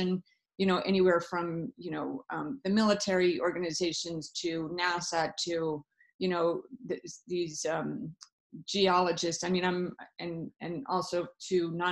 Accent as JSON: {"language": "English", "country": "South Africa", "tie": "born or raised there", "moved": "yes", "said": "I was born in Africa, so that may have had something to do with it in South Africa."}